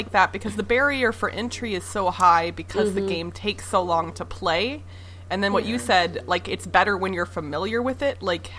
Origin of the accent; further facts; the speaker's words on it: Midwest, United States; I grew up in the Midwest, so I feel like that should be in my blood to some extent, even though I grew up in the city, but I'll have to go back to my Missouri and Iowa roots